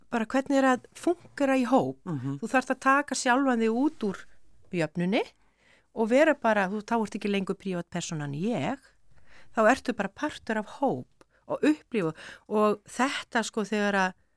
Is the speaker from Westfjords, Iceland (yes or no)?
yes; Ísafjörður, Westfjords, Iceland; moved away as an adult; ár frá því að ég hafði flutt frá Ísafjörði mm. 86 bara eftir stúdentinn